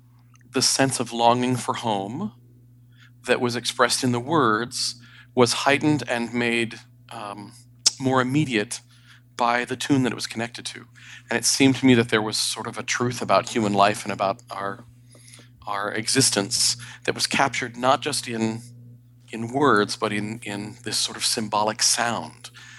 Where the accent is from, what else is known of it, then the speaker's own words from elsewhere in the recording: Sierra Leone; also born or lived in Bangkok, Thailand; So I grew up in Western Africa, Sierra Leone, and Southeast Asia, Bangkok, Thailand.